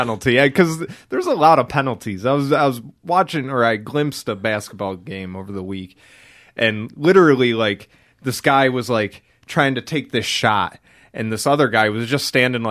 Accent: Massachusetts, United States; we're from Massachusetts

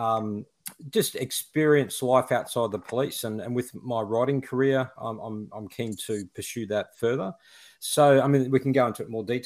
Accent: Toowoomba, Queensland, Australia; also born or lived in Brisbane, Queensland; I grew up in a city called Toowoomba, up on a mountain. It's sort of cooler weather there. I was born and bred in Toowoomba

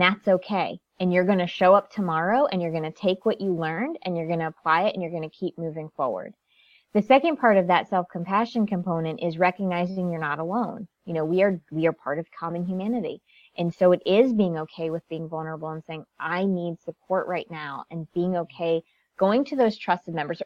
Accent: Connecticut, United States; born and raised in Connecticut, very small town.

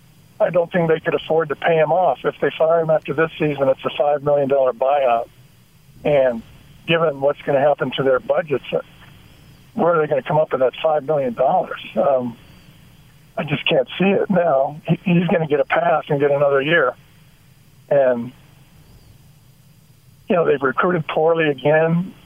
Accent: Utah, United States; I grew up in Utah

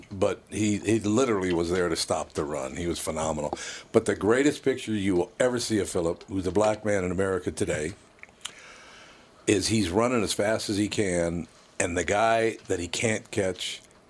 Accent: Minneapolis, Minnesota, United States; North Minneapolis.

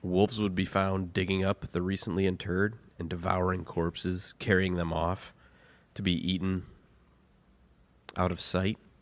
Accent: United States; I'm American

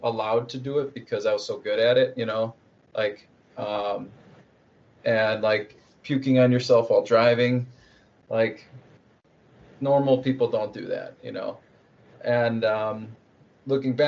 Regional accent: Wisconsin, United States; I'm from Wisconsin, so it's very much in the culture.

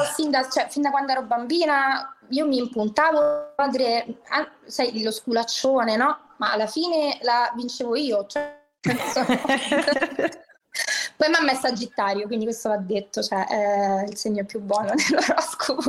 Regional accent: Rome, Lazio, Italy; sono di Roma, però noi eh, in, vivevamo in un quartiere popolare

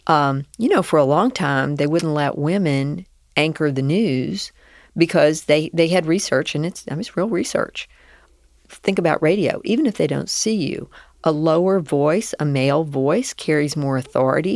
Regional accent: the South, United States; accent: Southern; I was raised in the South

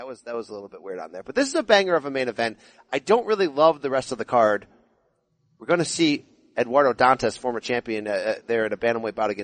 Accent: Naugatuck, Connecticut, United States; where I grew up in Naugatuck

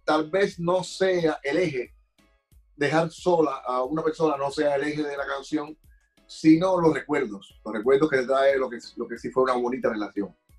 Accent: Havana, Cuba; moved away; el barrio de, Belén, donde yo nací.

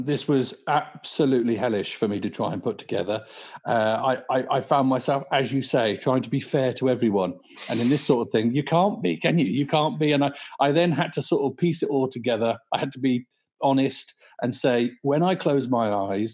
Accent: Bedford, East of England, United Kingdom; also born or lived in Newport Pagnell; I was actually born in Newport Pagnell, which is just outside Milton Keynes, and ended up growing up in Bedford, which was not too far away.

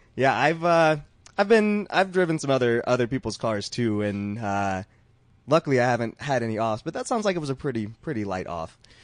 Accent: Georgia, United States; I'm from Georgia

